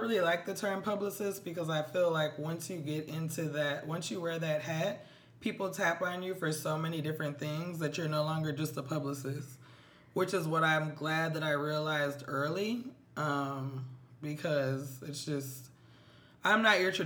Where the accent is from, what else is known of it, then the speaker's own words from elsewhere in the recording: Minneapolis, Minnesota, United States; now in New York City, United States; I am from Minneapolis, Minnesota